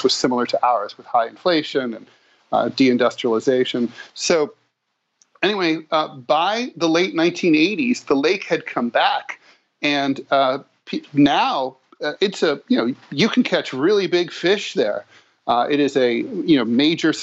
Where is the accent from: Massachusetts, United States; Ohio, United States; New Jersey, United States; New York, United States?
Ohio, United States; I'm from Ohio.